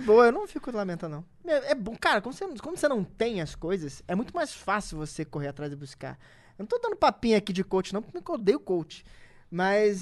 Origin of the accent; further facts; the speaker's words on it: Rio de Janeiro, Brazil; eu sou nascido e criado na Cidade de Deus